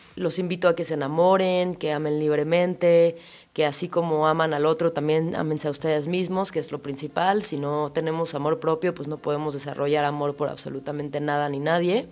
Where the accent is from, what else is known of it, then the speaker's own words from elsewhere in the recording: Chilanga, Mexico City, Mexico; psicóloga chilanga